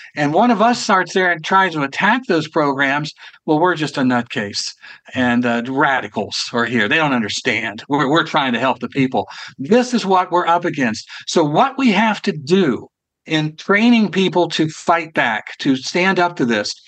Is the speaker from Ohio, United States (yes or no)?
yes; Ohio, United States; It happened to be Columbus, Ohio, as a matter of fact, which is my home state.